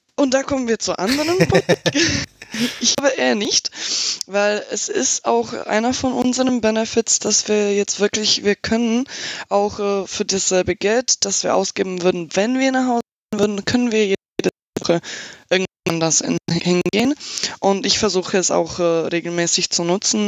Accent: Slovakia; German is a second language; also born or lived in Germany

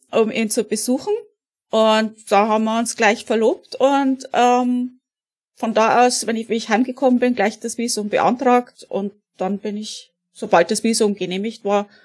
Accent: Bavaria, Germany; now in United States; Ich komme aus der Oberpfalz und bin in den USA, ähm, in Connecticut, also in Neuengland im Moment.

